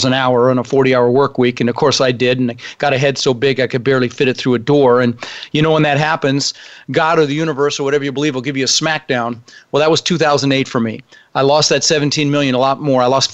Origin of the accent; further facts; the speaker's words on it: Denver, Colorado, United States; English is a second language; also born or lived in Netherlands; When I was 6 years old, my brother Albert, my mother's Vancha, we ended up in Denver, Colorado